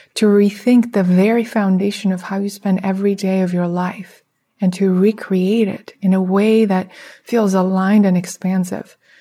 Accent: Russia; moved away; I come from Russia

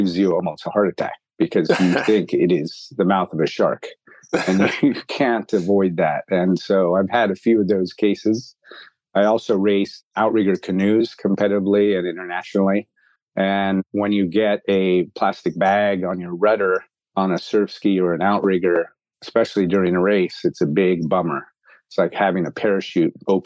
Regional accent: Bay Area, California, United States; moved away as an adult; now in Hong Kong; I grew up in the Bay Area

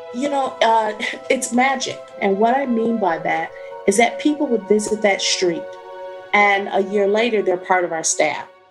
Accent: Detroit, Michigan, United States; I'm born and raised in Detroit, but I was born on the west side of Detroit

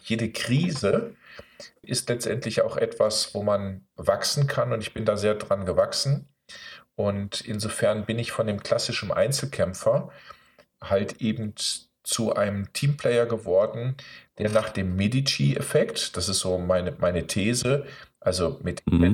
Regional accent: Osnabrück, Lower Saxony, Germany; ich bin hier dann in Osnabrück groß geworden

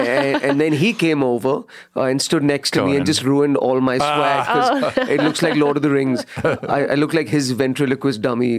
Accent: India; Yeah, because I'm from India

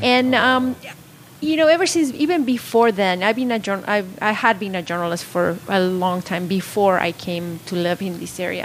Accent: Puebla, Mexico; moved away as an adult; now in Salinas, United States; I'm not from Salinas. I grew up in Mexico, born and raised in Puebla

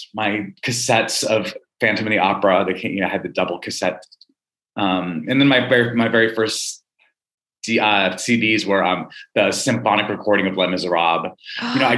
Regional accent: Albuquerque, New Mexico, United States; also born or lived in Missoula, Montana; I was born in Missoula and then moved to Albuquerque, you know, when I was one

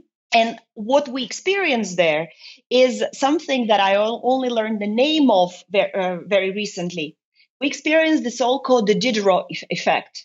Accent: Estonia; moved away as an adult; also born or lived in United Kingdom / Luxembourg; now in Brussels, Belgium; I have lived in Estonia until I was 23

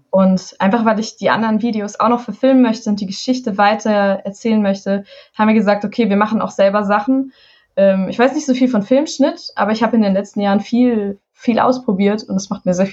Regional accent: Hesse, Germany; Und ich komme aus dem Taunus, aus Hessen. Wir haben diesen wunderschönen Wald vor der Haustür und ich bin im Wald groß geworden.

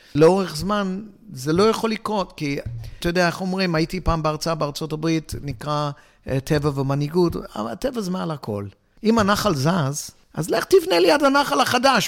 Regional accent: Hong Kong; moved away; also born or lived in England / Israel; אני יליד הונג קונג

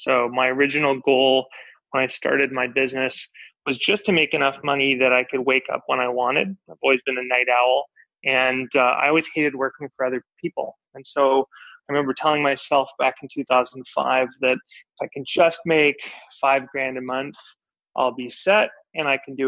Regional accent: Vancouver, British Columbia, Canada; also born or lived in Victoria, Canada; growing up, I grew up in Vancouver, Canada

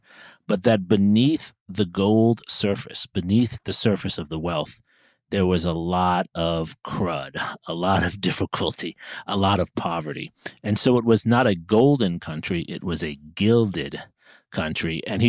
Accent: New York City, New York, United States; I grew up in New York City.

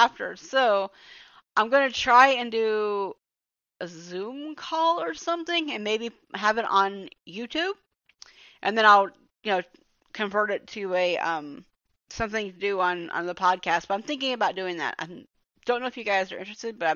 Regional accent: Georgia, United States; this is my home state

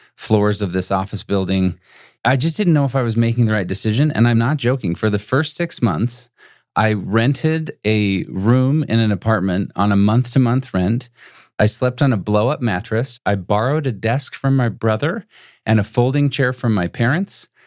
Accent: Utah, United States; moved away as an adult; also born or lived in Boston / Phoenix / Chicago; I grew up in Utah

